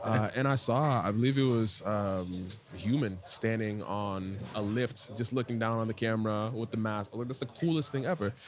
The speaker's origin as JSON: {"language": "English", "country": "Ghana", "tie": "born or raised there", "moved": "yes", "lives_now": "Washington, D.C., United States", "said": "I am a Ghanaian born, uh, DC based artist"}